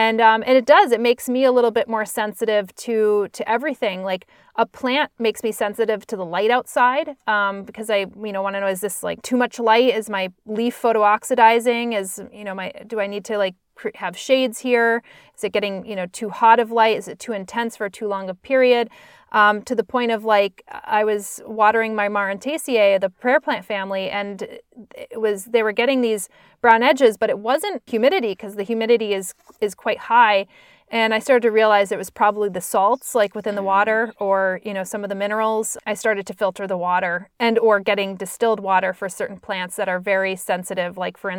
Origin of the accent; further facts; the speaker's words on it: Northeast, United States; growing up in the Northeast, like, you never, I took for granted